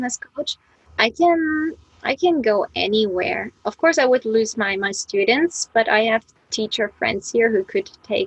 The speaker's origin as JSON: {"language": "English", "region": "East Germany", "country": "Germany", "moved": "as an adult", "lives_now": "Japan", "said": "I'm from Germany, that's right, but I'm from East Germany"}